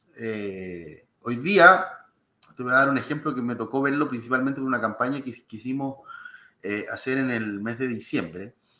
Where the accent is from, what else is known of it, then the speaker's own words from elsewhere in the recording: Lolol, O'Higgins, Chile; also born or lived in Santiago; nací en Santiago, pero, pero desde, desde muy chiquitito en Lolol, en la sexta región.